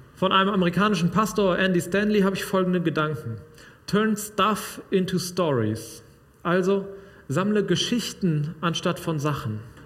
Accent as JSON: {"language": "German", "area": "Sauerland", "region": "North Rhine-Westphalia", "country": "Germany", "tie": "born or raised there", "moved": "yes", "said": "Bei uns im Sauerland"}